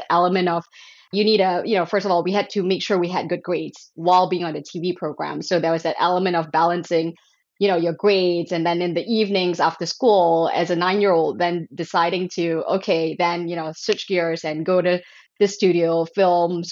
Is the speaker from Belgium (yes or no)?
no; Malaysia; I grew up in Malaysia.